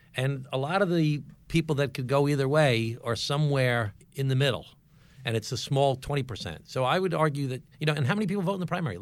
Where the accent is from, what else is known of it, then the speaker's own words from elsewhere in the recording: Glen Cove, New York, United States; I was the mayor of my hometown for eight years, Glen Cove